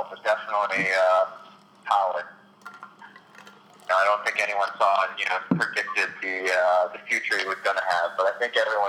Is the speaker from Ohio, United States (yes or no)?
no; Burlington, Wisconsin, United States; now in Syracuse, United States; kind of down by Spike Mill, kind of southeast corner, small town called Burlington.